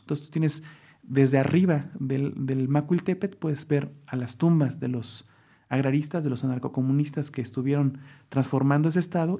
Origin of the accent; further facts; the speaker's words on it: Mexico City, Mexico; also born or lived in Xalapa, Veracruz; now in Coatepec, Mexico; yo nací en la Ciudad de México, yo nací en el centro de la Ciudad de México y mis padres son de la Ciudad de México